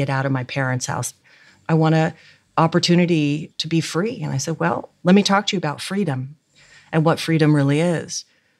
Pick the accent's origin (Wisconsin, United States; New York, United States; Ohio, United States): Ohio, United States; rural; I grew up in rural Ohio